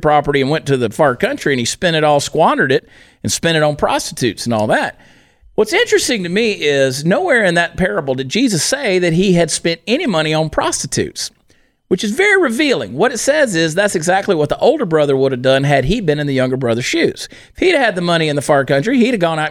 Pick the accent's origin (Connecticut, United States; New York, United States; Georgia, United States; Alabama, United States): Georgia, United States; Augusta; Augusta, Georgia, my hometown